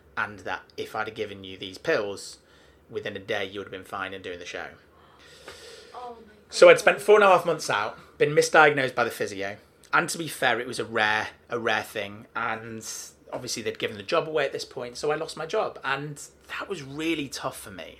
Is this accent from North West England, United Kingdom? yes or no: yes; Manchester, North West England, United Kingdom; I'm from Manchester